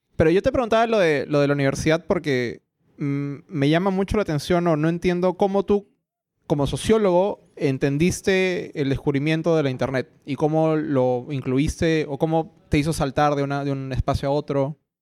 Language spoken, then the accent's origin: Spanish; Peru